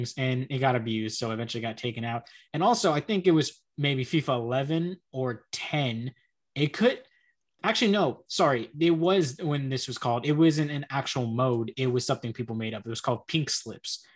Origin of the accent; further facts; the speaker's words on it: Texas, United States; accent: American; I'm an American, obviously, if you can tell by the accent